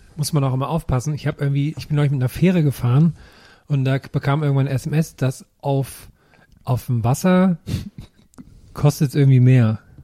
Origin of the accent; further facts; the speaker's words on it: Thuringia, Germany; moved away; bei mir in meinem Heimatdorf in Thüringen